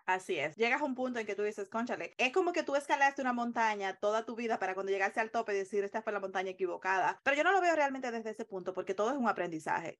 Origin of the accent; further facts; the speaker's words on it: Dominican Republic; moved away as an adult; also born or lived in Long Island, New York, United States; now in United States; en la República Dominicana, de donde soy originariamente